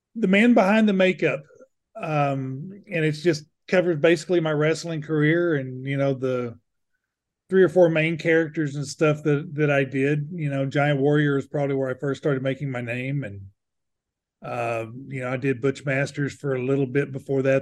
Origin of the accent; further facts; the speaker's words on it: United States; being American